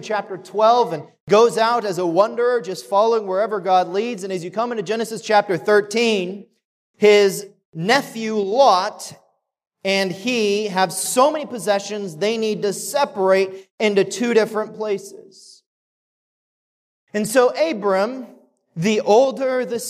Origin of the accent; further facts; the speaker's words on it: Kechi, Kansas, United States; the little town that I grew up in outside of Wichita, Kansas. So I grew up in Kechi, just north.